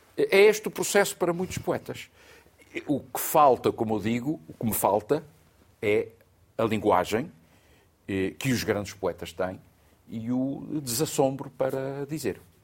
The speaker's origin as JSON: {"language": "Portuguese", "town": "Angra do Heroísmo", "region": "Azores", "country": "Portugal", "tie": "born or raised there", "said": "Na Ilha Terceira, em Angra do Heroísmo"}